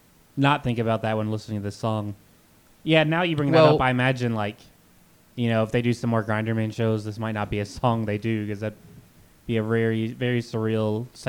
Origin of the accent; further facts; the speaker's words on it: Kentucky, United States; growing up in Kentucky, like in the South